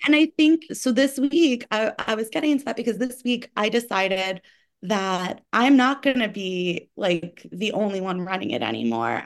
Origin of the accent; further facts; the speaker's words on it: New York, United States; as a New Yorker